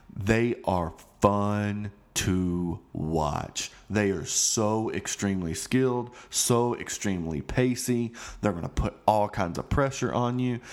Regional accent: United States; I'm an American

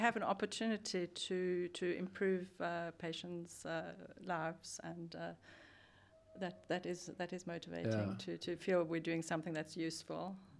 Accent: South Africa; now in Sweden; I'm from South Africa originally, and have been.

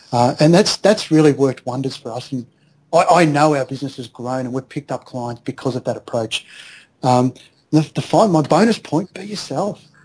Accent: Australia; moved away as an adult; now in Philippines

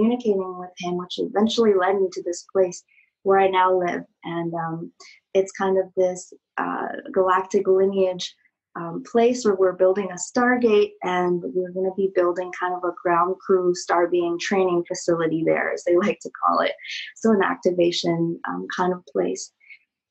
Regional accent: China; I just had quit piano school and just had graduated from being like a very good little Chinese girl, you know, doing everything right in society

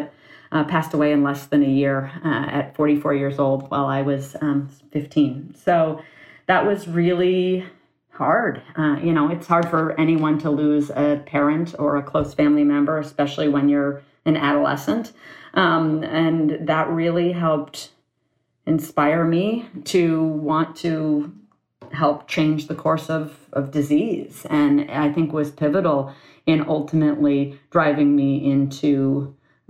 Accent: Ann Arbor, Michigan, United States; moved away as an adult; also born or lived in San Francisco Bay Area, California; I was born and raised in Ann Arbor, Michigan.

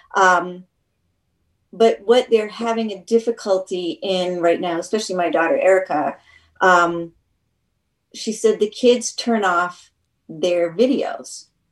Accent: Manchester, New Hampshire, United States; also born or lived in New York; I'm from Manchester.

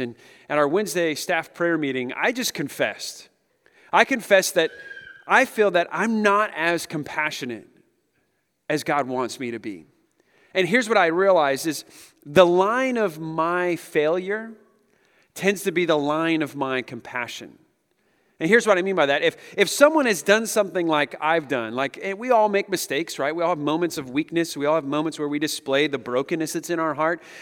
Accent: Pacific Northwest, United States; We're from the Pacific Northwest

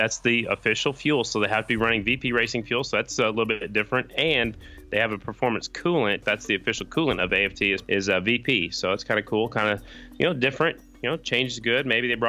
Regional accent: Oklahoma, United States; I'm from Oklahoma.

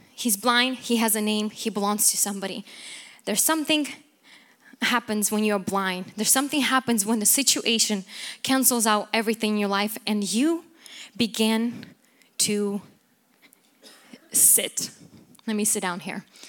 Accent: Ukraine; moved away; I come from Ukraine

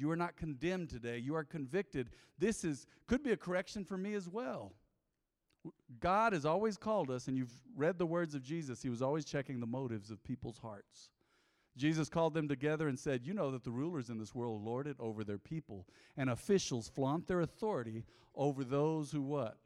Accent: United States; growing up on Southside

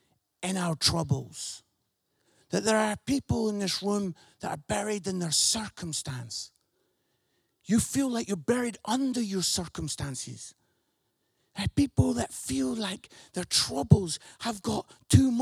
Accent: Scotland, United Kingdom; accent: Scottish; I'm Scottish, so I say this word, buried

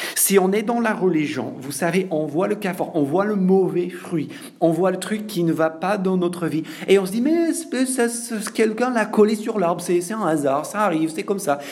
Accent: France; en tant que Français

